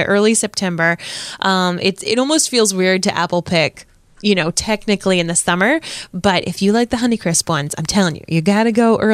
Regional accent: Warwick, Rhode Island, United States; also born or lived in Providence, Rhode Island; now in Cranston, United States; I grew up in Warwick. I moved to Cranston. I'm your typical Rhode Islander

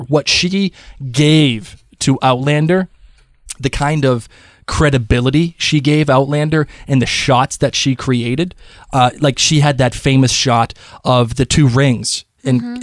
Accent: Boston, Massachusetts, United States; I'm from Boston

